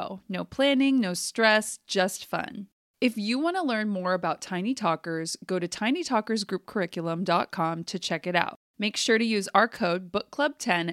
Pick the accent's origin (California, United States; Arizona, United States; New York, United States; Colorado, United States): California, United States; Fresno; also born or lived in Texas; I grew up in Fresno and in the summers, it would get up over 110